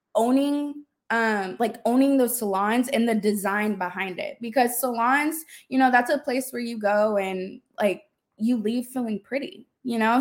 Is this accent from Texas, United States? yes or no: yes; Austin, Texas, United States; moved away as an adult; also born or lived in Dallas-Fort Worth, Texas; I'm originally from Austin, but I moved to the D F W area for college